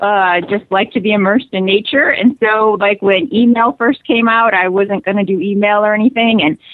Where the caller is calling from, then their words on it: Alaska, United States; I'm calling from Alaska.